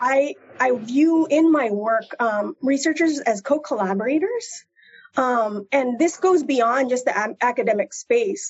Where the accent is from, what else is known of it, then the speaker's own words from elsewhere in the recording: Central Valley, California, United States; I'm also from the Central Valley. Um, in a small town